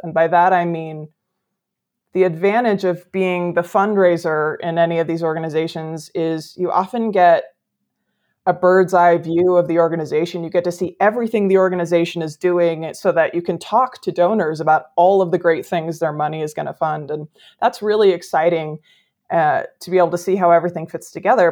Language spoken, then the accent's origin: English; Midwest, United States; moved away as an adult; also born or lived in California; I grew up in the Midwest, but came out west for, for college. I've been here ever since